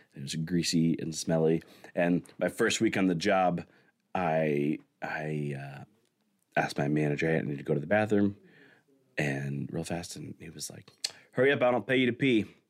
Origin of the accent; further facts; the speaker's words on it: Siloam Springs, Arkansas, United States; I grew up in Salem Springs, Arkansas